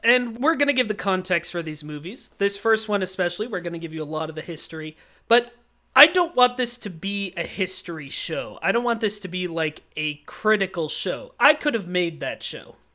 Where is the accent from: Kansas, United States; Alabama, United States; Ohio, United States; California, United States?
Kansas, United States; Kansas City; very close to where I grew up, in a home that you and Dad still live in, except that was in Kansas City, Kansas, the better side